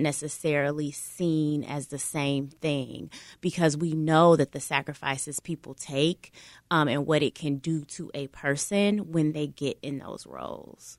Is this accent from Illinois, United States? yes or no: yes; Chicago, Illinois, United States; being a Chicagoan